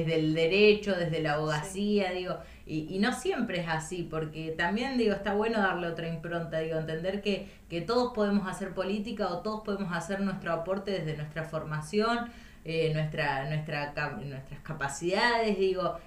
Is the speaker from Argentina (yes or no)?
yes; Intendente Alvear, La Pampa, Argentina; moved away as an adult; now in Santa Rosa, Argentina; Yo soy de Intendente Alvear, La Pampa, al norte de la provincia